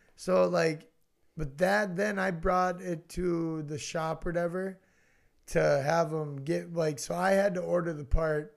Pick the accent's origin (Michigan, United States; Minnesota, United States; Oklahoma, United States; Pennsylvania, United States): Minnesota, United States; Roseau; I grew up in Roseau